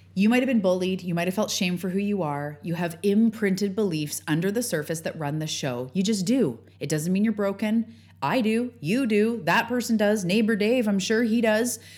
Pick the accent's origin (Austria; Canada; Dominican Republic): Canada; outing myself as Canadian